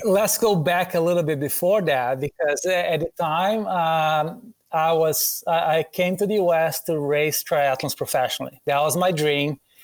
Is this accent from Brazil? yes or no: yes; Brazil; English is a second language; moved away; Growing up in Brazil